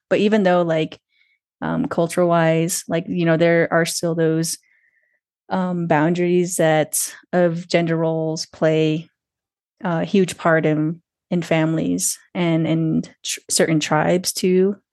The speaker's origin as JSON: {"language": "English", "town": "Twin Lakes", "region": "New Mexico", "country": "United States", "also_born_or_lived": "Santa Fe, New Mexico", "said": "I'm calling in from Santa Fe, New Mexico, um, but I'm really originally from Twin Lakes, New Mexico."}